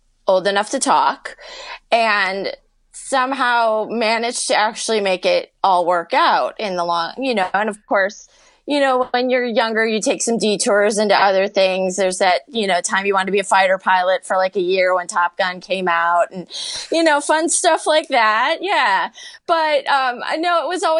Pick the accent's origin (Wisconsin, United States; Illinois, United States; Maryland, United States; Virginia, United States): Illinois, United States; Chicago; also born or lived in Las Vegas / Arizona; I've been born and raised in Chicago, and I still work outside of Chicago